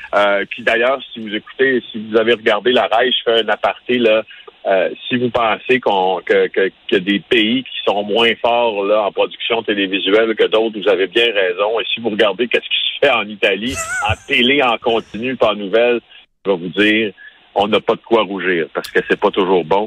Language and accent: French; Abitibi-Témiscamingue, Quebec, Canada; j'ai grandi en Abitibi-Témiscamingue